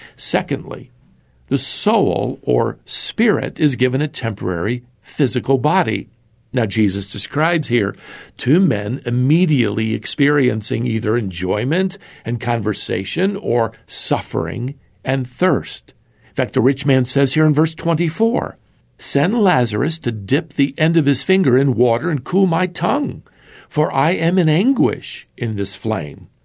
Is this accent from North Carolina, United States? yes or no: yes; North Carolina, United States; my home state of, of North Carolina